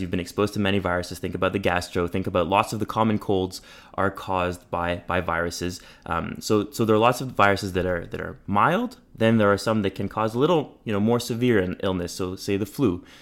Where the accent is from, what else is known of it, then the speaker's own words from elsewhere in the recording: Montreal, Quebec, Canada; moved away as an adult; now in Toronto, Canada; I grew up in Montreal, uh, in a bilingual setting.